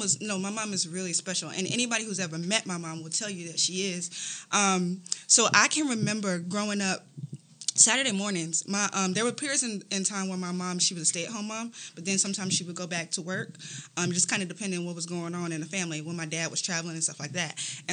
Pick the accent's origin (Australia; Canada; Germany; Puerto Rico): Germany; Landstuhl, Rhineland-Palatinate; born there; Yeah, so I was born in Landstuhl, Germany.